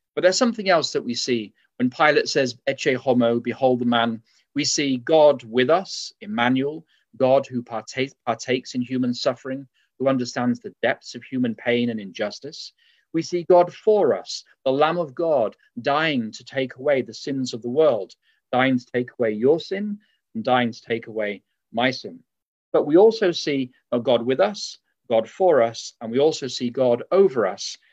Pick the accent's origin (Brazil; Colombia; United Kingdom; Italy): United Kingdom; England; now in Berrien Springs, United States; as you can tell from my accent, uh, although I live in Berrien Springs, I was raised in England.